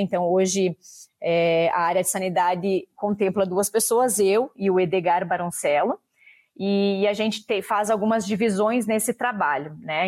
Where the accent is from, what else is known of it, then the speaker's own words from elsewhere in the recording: Videira, Santa Catarina, Brazil; also born or lived in Papanduva / Canada; eu sou daqui da região do município de Videira